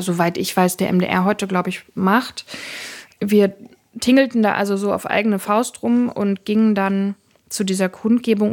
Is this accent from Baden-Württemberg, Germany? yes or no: no; Saxony-Anhalt, Germany; ich bin in Ostdeutschland geboren, aufgewachsen, lebe in Ostdeutschland.